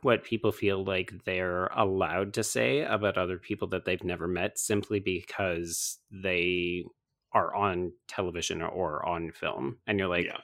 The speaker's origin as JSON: {"language": "English", "country": "Canada", "said": "I will speak for myself as a Canadian"}